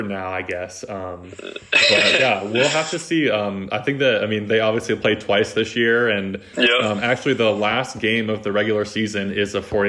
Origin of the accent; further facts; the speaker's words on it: Bay Area, California, United States; I'm from the Bay Area.